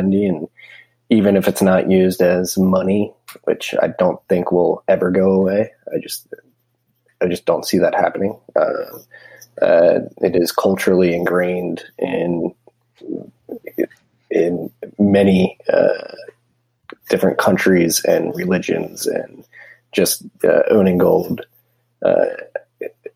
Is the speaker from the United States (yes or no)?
yes; United States; I'm an American